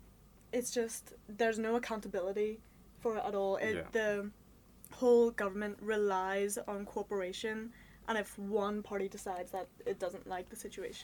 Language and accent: English; Bangor, Northern Ireland, United Kingdom; moved away as an adult; also born or lived in India; now in London, United Kingdom; I am from Bangor in County Down. But I did. I was born in India and then grew up in Northern Ireland, and I am of the nationalist perspective.